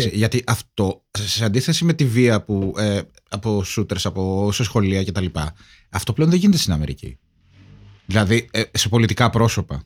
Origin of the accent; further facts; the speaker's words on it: Kavala, East Macedonia and Thrace, Greece; στην πατρίδα Καβάλα